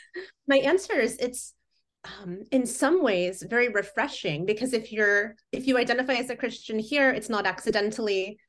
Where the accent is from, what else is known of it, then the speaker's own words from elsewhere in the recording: Fort Wayne, Indiana, United States; moved away as an adult; also born or lived in Muncie, Indiana; now in Seattle, United States; I grew up in Fort Wayne, northeast.